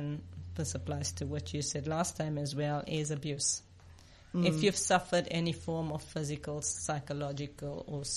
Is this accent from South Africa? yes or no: yes; South Africa; I grew up in apartheid South Africa. Being an Indian woman meant I was less than